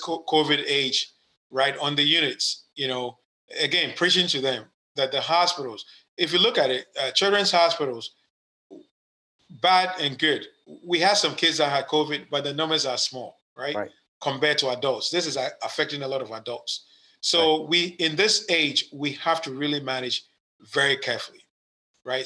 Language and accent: English; Ghana; now in United States; I was born in Ghana, West Africa. Uh, it's my country. I'm a U.S. citizen now